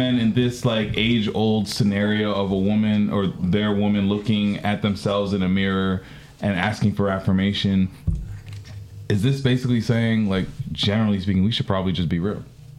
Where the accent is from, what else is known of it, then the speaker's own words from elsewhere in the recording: Canada; So we're Canadian, right?